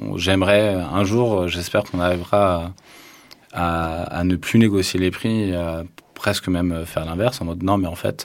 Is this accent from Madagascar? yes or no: no; Tarn, Occitania, France; moved away; also born or lived in Toulouse; j'ai grandi dans le Tarn